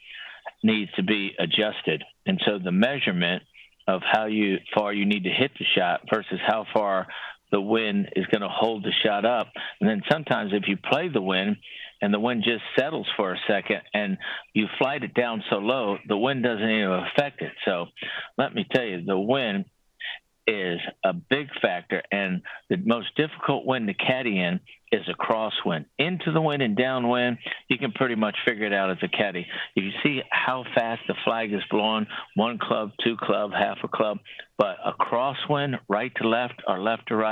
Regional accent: Clinton, Maryland, United States; also born or lived in San Antonio, Texas; I was born in San Antonio, Texas. I was raised in Southern Maryland

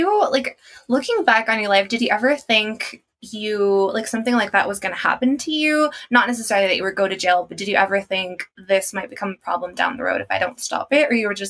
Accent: Mexico; I come from Mexico, like you know, and here in Mexico

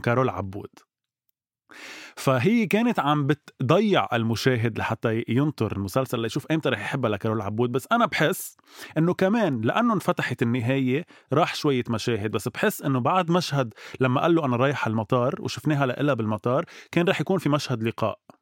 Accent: Lebanon; نحن كشعب لبناني وعربي

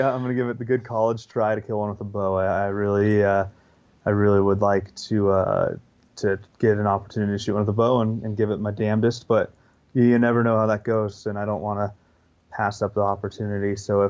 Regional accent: Western United States, United States; growing up in the Western United States, I haven't had a ton of opportunity to hunt whitetails

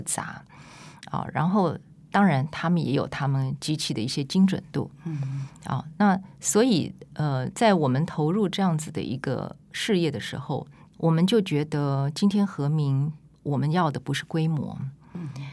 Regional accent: Taipei, Taiwan; moved away; also born or lived in Tainan; 因为我是台北人

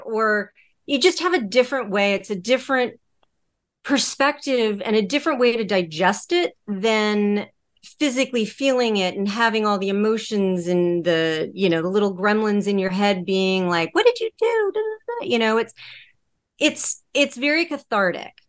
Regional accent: Connecticut, United States; moved away as an adult; also born or lived in Los Angeles; I grew up in Connecticut. Um, I moved to Los Angeles for work, work and television.

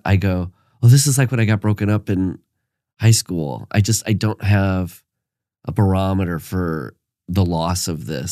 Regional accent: Iowa, United States; I'm from Iowa

